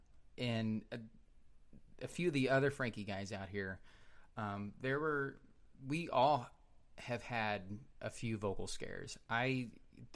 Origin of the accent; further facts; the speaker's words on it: Kansas City, United States; I'm from Kansas City